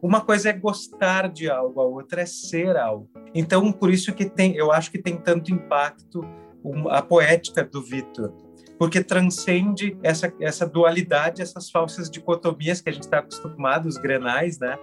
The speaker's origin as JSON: {"language": "Portuguese", "region": "Rio Grande do Sul", "country": "Brazil", "accent": "gaúcho", "said": "eu era gaúcho na mesa, deve ter ouvido meu sotaque"}